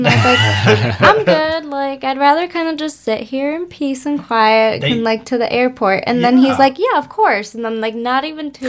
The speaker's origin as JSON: {"language": "English", "region": "Michigan", "country": "United States", "said": "so where are you from? And I'm like, Michigan."}